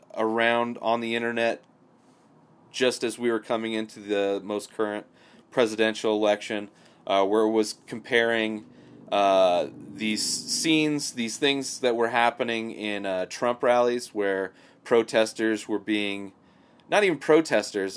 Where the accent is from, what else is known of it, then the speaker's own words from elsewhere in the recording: Southern California, United States; I grew up in Southern California, uh, you know, about two hours away from L